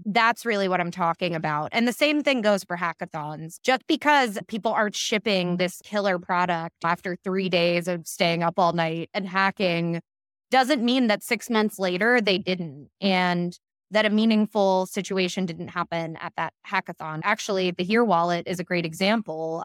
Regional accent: Pittsburgh, Pennsylvania, United States; now in New York City, United States; I'm from Pittsburgh, Pennsylvania, which is an extremely homogenous place

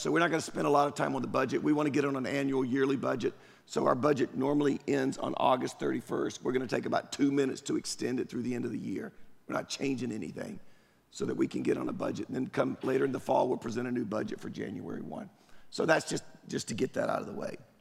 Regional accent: Durham, North Carolina, United States; now in Apex, United States; I grew up in Durham, East Durham

